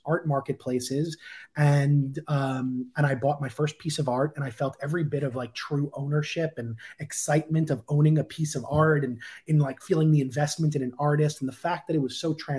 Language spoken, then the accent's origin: English; Long Island, New York, United States; moved away; I was back in my hometown in Long Island